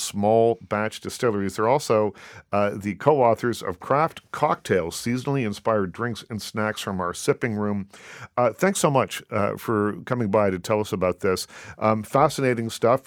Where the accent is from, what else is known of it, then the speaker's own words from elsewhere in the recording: Nova Scotia, Canada; moved away; I'm from Nova Scotia originally